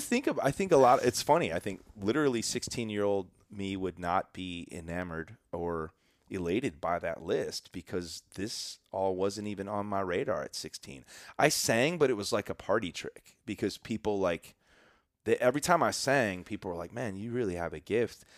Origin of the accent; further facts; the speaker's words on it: Chicago suburbs, Illinois, United States; I grew up in the Chicago suburbs